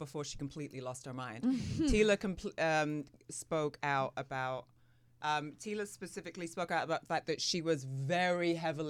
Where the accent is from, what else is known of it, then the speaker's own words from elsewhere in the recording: London, United Kingdom; moved away as an adult; My accent is so mangled now. I grew up in London, so I was there until I was, you know, like 18.